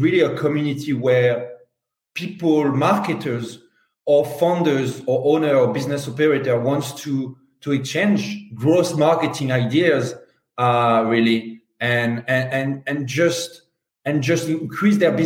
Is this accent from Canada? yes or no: no; France; accent: Strong French; English is a second language; also born or lived in London, United Kingdom; now in Spain; I'm French. Strong French